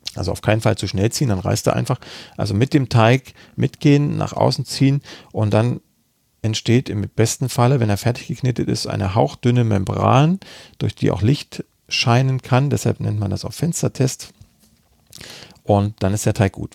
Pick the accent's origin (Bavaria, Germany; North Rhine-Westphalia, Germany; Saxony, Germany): Saxony, Germany; Freiberg; Freiberg ist meine Heimatstadt, da bin mhm. ich geboren und habe dann auch da studiert.